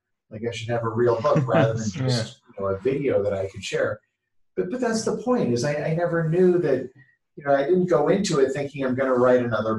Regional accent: Canada; also born or lived in San Francisco Bay Area, California, United States; now in Newport Beach, United States; I live in Newport Beach, California, which is just a little bit south of Los Angeles. But I grew up in Canada, but I lived in the San Francisco Bay

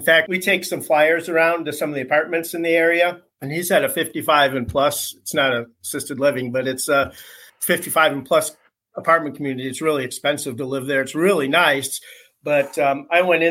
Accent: Michigan, United States; moved away; also born or lived in Indianapolis / Florida; I'm from Michigan originally.

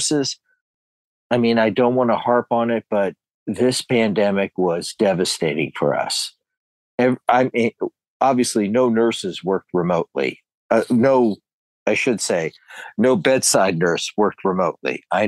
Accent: Canton, Ohio, United States; I'm originally from Canton, Ohio.

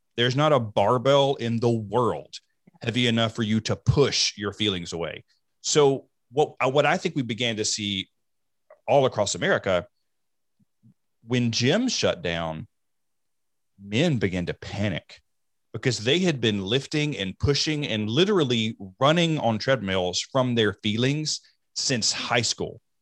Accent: the South, United States; I grew up in the South

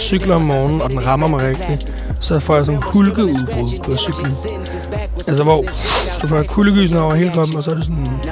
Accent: Copenhagen, Capital Region of Denmark, Denmark; jeg er fra Nordvest

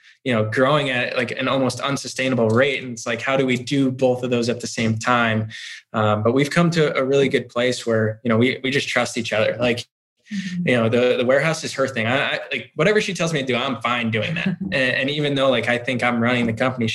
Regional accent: Chicago, Illinois, United States; also born or lived in Florida; now in Westfield, United States; I grew up in Chicago

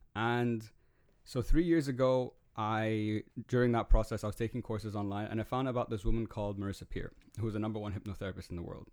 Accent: Dubai, United Arab Emirates; I grew up in Dubai.

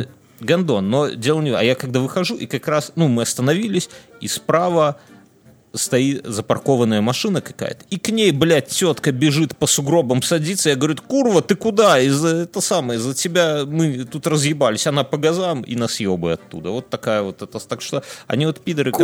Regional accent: Belarus

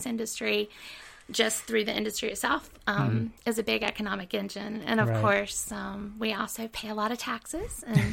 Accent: Cabarrus County, North Carolina, United States; I'm originally from Cabarrus County

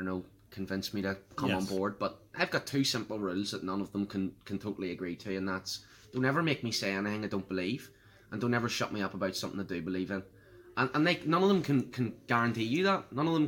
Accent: Northern Ireland, United Kingdom; I feel British, and that's why I want to be, I want to identify as British and belong to Britain.

